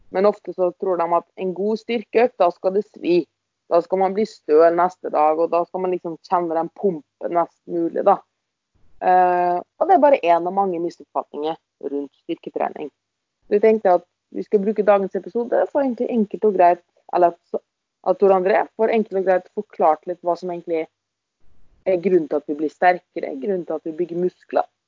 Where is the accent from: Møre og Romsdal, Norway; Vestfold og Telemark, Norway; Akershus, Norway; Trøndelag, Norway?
Møre og Romsdal, Norway; accent: Romsdal dialect; nå blir det mye, mye romsdalingsdialekt.